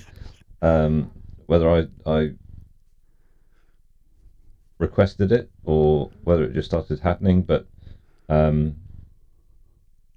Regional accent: Cornwall, South West England, United Kingdom; that's where I was brought up.

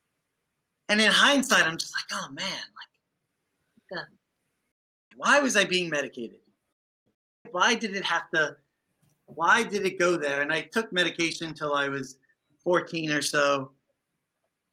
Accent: New York City, New York, United States; I grew up in the Bronx.

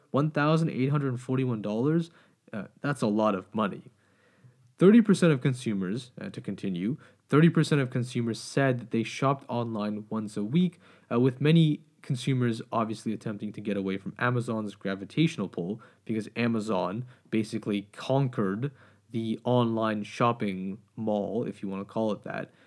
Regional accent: Canada; as a Canadian, uh, and as someone who grew up in Canada

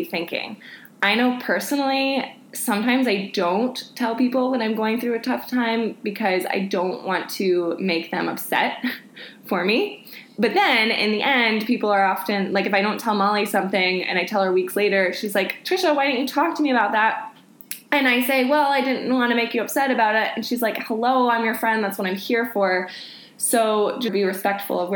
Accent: Panama City, Florida, United States; I'm from Panama City

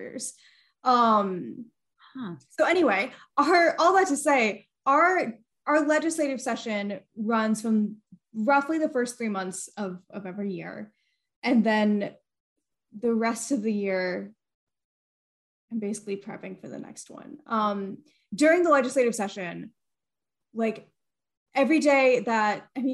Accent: Georgia, United States; I was born and raised in Georgia. I went through Georgia public schools K-12

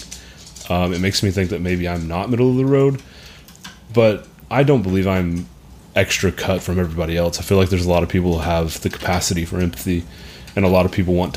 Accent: Hamilton, Texas, United States; I'm from Hamilton, Texas.

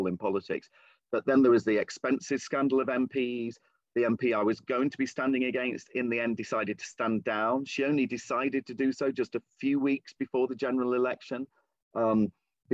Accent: Lincolnshire, East Midlands, United Kingdom; moved away; I'm originally from the East Midlands, this is in the West Midlands, but it's the kind of small town and rural area, not dissimilar in many ways from the area that I was born and raised in, Lincolnshire

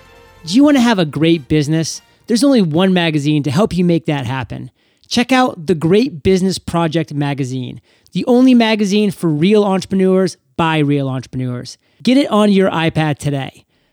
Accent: Maine, United States; moved away as an adult; also born or lived in Boston / New York City; Because myself, I'm originally born and raised in Maine, but after I graduated from high school, I took off for 13 years.

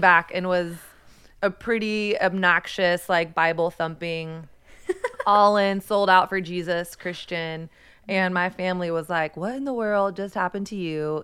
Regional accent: Texas, United States; I primarily grew up in Texas.

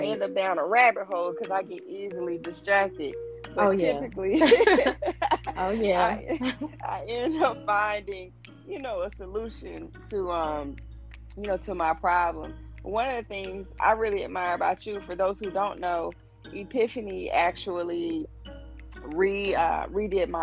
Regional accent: Dothan, Alabama, United States; I come from Dothan, Alabama

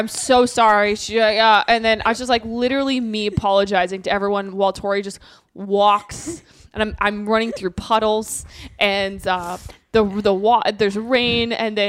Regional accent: Minnesota, United States; moved away; I'm from Minnesota, so it's like I'm like I have a little bit of Minnesota nice left in me.

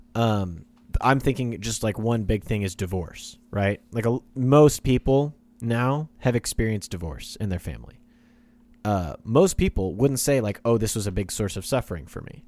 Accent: Kansas, United States; now in Oklahoma, United States; I'm from Kansas

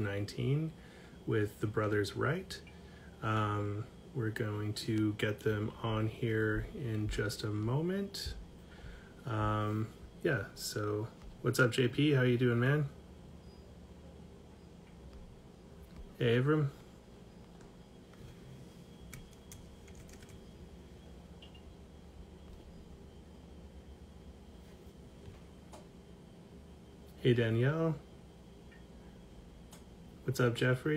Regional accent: Kimberley, British Columbia, Canada; also born or lived in Calgary / Toronto; now in Vancouver, Canada; I grew up in the Kootenays, actually, in a very tiny mountain town called Kimberley

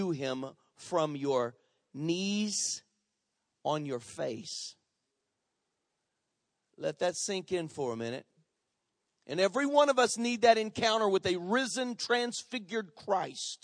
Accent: United States; we Americans

